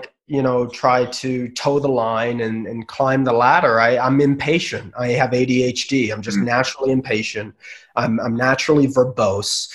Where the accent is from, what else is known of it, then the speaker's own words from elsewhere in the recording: Bay Area, California, United States; also born or lived in Los Angeles; I grew up in the Bay Area. I was still living in the Bay Area.